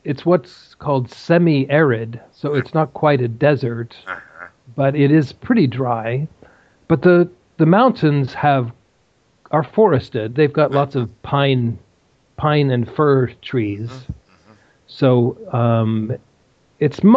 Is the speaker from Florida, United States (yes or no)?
no; Colorado, United States; now in London, United Kingdom; I come from Colorado